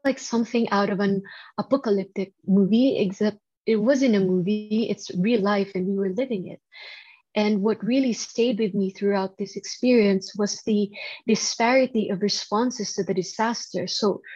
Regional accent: Philippines; growing up in the Philippines

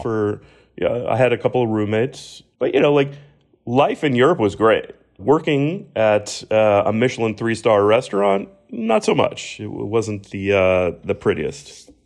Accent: Miami, Florida, United States; the proud sort of hometown feels for me.

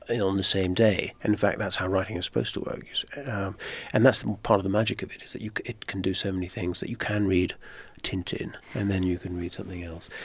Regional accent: Netherlands; also born or lived in Ireland; now in United States; my father's Irish, I was born in Ireland, but my, but I grew up mainly in Holland

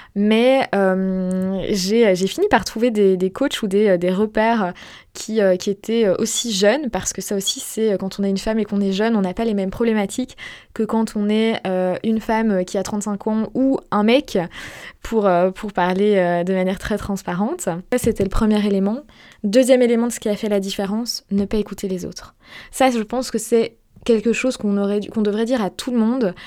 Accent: Belgium; je ne suis pas française. Je suis belge. J'ai la double nationalité, belge française, d'ailleurs. Mais, euh, je vis en Belgique

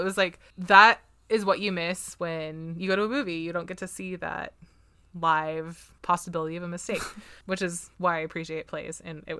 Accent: United States; Because we're American.

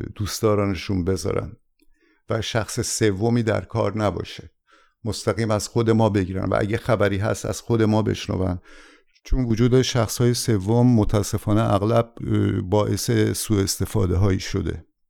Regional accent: Iran; moved away; ما تماما از وطنمون جدا بشیم و بیایم اینجا

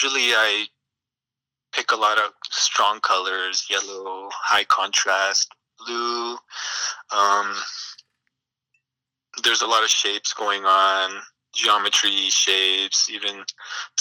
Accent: Sacramento, California, United States; moved away as an adult; now in Salinas, United States; I've been living in Salinas for the past 5 years. Originally, I'm from Sacramento

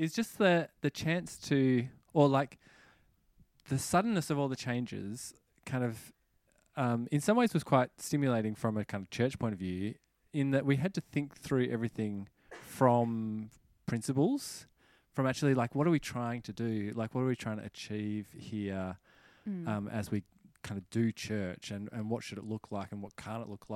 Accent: Australia; I'm Australian and so I say penny

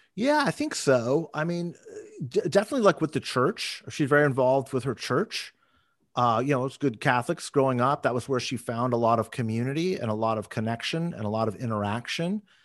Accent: Moorpark, California, United States; I grew up in Ventura County. I grew up in a little city called Moore Park

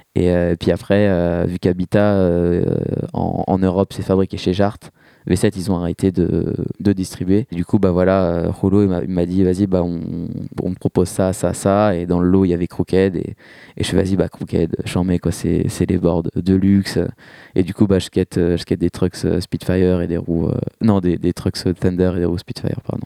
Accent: Rambouillet, Île-de-France, France; moved away as an adult; now in Paris, France; moi, je, viens de Rambouillet à la base, j'ai grandi euh, là-bas

